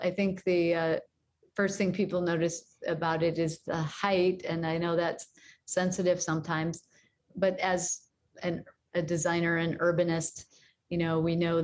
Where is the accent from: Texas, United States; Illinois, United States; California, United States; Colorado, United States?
Illinois, United States; Chicago; I'm from Chicago